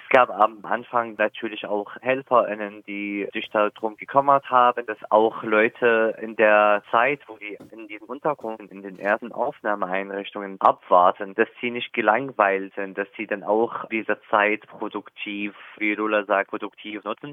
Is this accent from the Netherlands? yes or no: no; eastern Syria, Syria; German is a second language; moved away as an adult; also born or lived in Palmyra; now in Germany; bei uns in meiner Heimatstadt im Osten